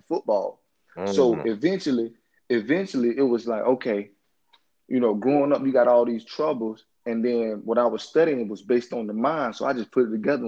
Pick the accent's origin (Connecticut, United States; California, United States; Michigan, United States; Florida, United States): Florida, United States; Orlando; I grew up in Orlando in the inner city